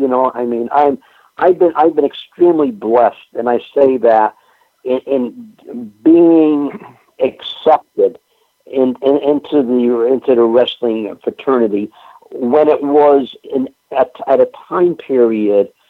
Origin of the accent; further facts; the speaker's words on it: Northeast, United States; I was extremely fortunate uh, in uh, growing up in the Northeast here with the access of various TV stations we we we had.